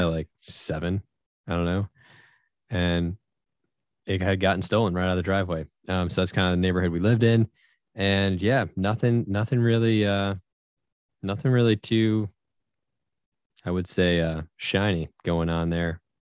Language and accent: English; Syracuse, New York, United States; I'm from Syracuse, New York